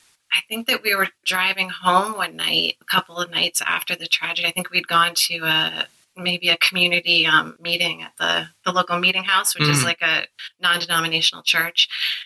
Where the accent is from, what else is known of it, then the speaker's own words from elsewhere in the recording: Westchester, New York, United States; now in New England, United States; I grew up in Westchester